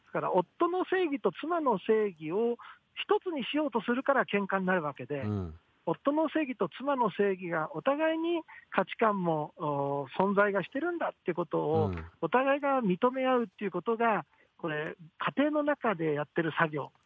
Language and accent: Japanese; Osaka, Japan; now in Tokyo, Japan; 僕、大阪なんですよ、ふるさとが。